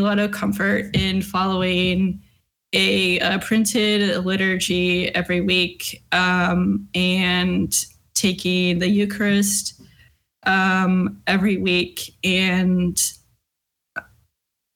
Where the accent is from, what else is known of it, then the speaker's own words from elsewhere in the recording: Southern California, United States; moved away as an adult; also born or lived in Washington State / Lynchburg, Virginia; I was born in California, in Southern California. I went to school or college in Southern California.